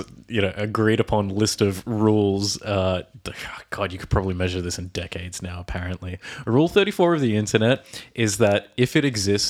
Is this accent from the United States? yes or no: no; Australia; from Australia.